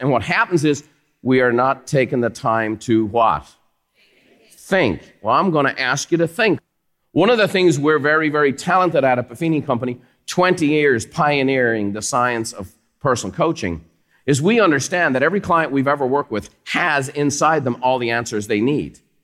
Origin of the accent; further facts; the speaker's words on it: Ireland; now in United States; Growing up in Ireland is fantastic. I love where I come from.